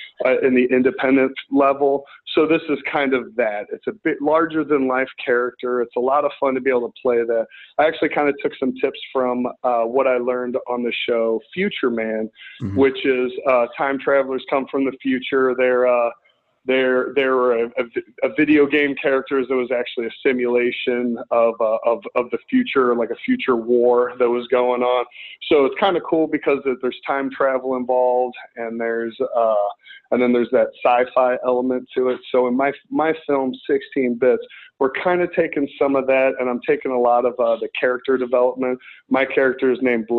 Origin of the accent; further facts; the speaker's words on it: St. Louis, Missouri, United States; moved away as an adult; now in Los Angeles, United States; I grew up right outside of St. Louis and then moved into St. Louis in my preteen days